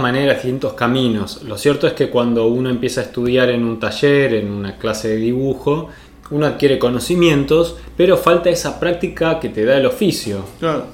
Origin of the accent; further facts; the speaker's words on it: Argentina; accent: tonada argentina; Nuestra forma de hablar de tonada argentina con nuestros modismos argentinos